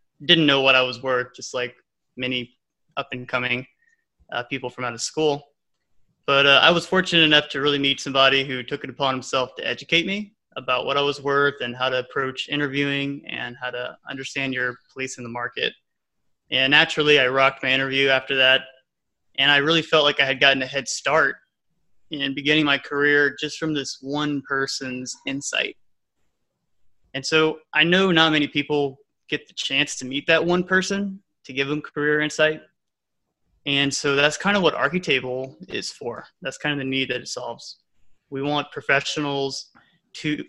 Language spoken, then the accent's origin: English; Louisiana, United States; moved away as an adult; now in Dallas, United States; I am from Louisiana. And I recently moved here to Dallas